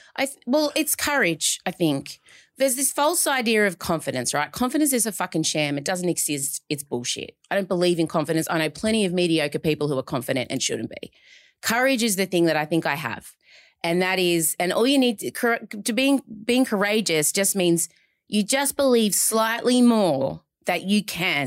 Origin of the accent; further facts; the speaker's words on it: Melbourne, Victoria, Australia; I'm from Melbourne